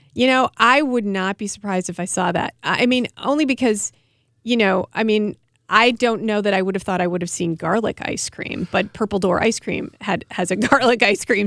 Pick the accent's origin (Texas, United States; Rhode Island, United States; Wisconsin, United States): Wisconsin, United States; Milwaukee; I come from Milwaukee